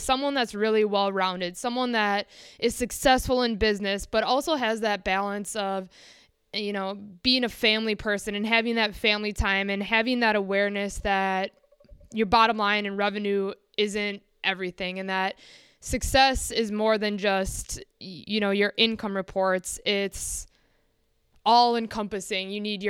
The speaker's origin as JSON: {"language": "English", "region": "Midwest", "country": "United States", "said": "I'm from the Midwest, and maybe that has something to do with it, maybe it doesn't."}